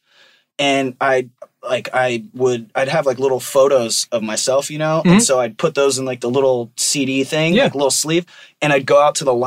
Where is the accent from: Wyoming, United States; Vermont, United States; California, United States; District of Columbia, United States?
California, United States; Riverside; I grew up in Riverside